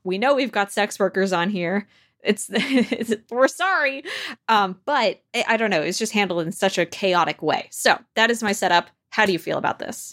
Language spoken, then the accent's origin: English; New York, United States; as a New Yorker